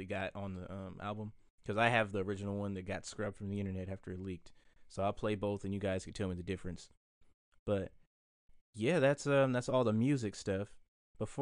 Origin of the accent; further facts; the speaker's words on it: United States; some Africans treat us as Black Americans